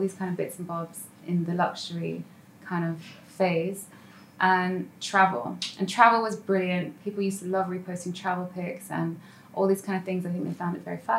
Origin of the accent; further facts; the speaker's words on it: London, United Kingdom; moved away as an adult; now in Dubai, United Arab Emirates; I'm based in Dubai for many, many years. It feels like a lifetime, nearly a decade actually. And I grew up in London.